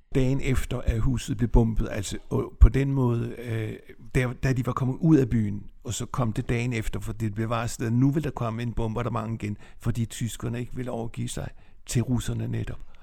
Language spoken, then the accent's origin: Danish; Nexø, Capital Region of Denmark, Denmark; moved away as an adult; also born or lived in Copenhagen; now in Hillerød, Denmark; Jeg er vokset op på Bornholm i Næksø